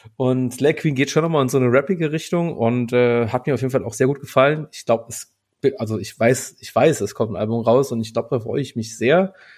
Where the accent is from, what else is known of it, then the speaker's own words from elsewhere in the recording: Berlin, Germany; als Berliner